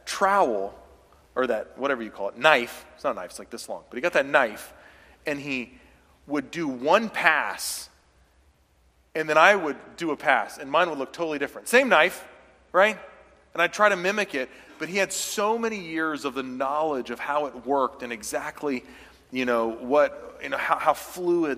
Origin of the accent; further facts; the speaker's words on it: the South, United States; moved away; when I was from the South